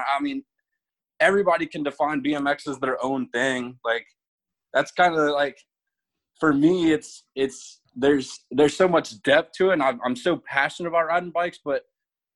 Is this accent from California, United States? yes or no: no; Virginia Beach, Virginia, United States; moved away as an adult; now in Yuma, United States; Virginia Beach, Virginia is my hometown